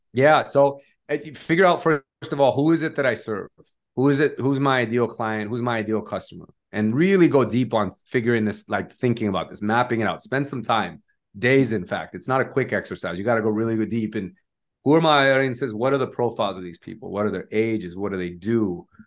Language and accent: English; Nevada, United States; moved away as an adult; now in Bay Area, United States; started off in Nevada, which is my home state wh-, where I'm from